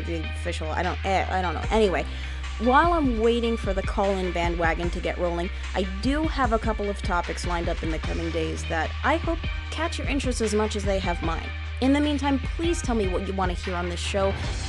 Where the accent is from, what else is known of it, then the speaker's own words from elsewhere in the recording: United States; as you can tell by my accent, I'm from the US.